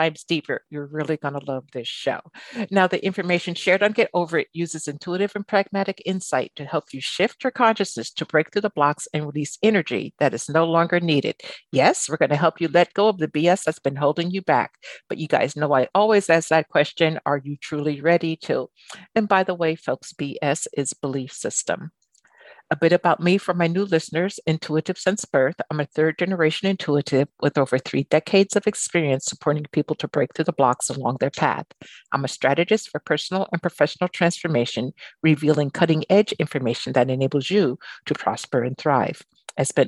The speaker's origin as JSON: {"language": "English", "town": "Albany", "region": "New York", "country": "United States", "tie": "born or raised there", "moved": "yes", "lives_now": "San Francisco, United States", "said": "I grew up in Albany, New York"}